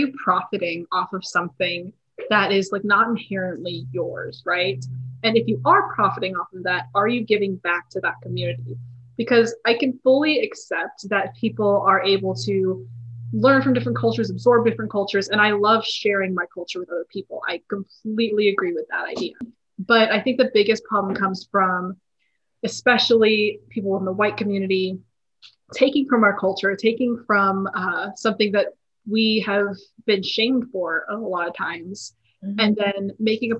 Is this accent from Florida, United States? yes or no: no; Texas, United States; moved away as an adult; now in California, United States; I was born and raised in Texas, but most of my family comes from the Philippines